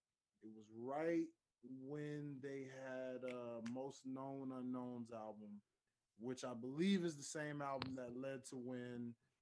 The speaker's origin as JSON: {"language": "English", "town": "Memphis", "region": "Tennessee", "country": "United States", "said": "being from Memphis"}